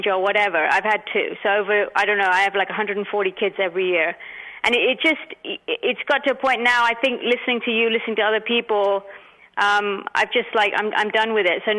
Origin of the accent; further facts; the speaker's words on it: London, United Kingdom; also born or lived in India; now in Mountain View, United States; I was born in India. I grew up in London, and now I live in California for about, last 26 years I've been here.